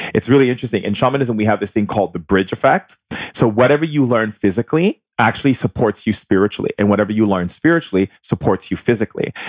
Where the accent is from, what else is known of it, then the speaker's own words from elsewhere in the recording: Hawaii, United States; growing up in Hawaii